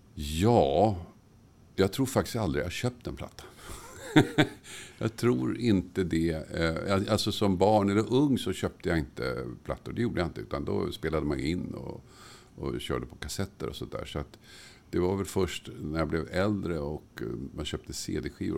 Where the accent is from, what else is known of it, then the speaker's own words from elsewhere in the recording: Tumba, Stockholm County, Sweden; När jag växte upp i Tumba